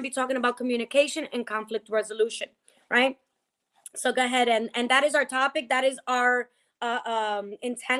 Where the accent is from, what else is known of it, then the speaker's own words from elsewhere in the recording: New Jersey, United States; I'm Dominican or I'm from Jersey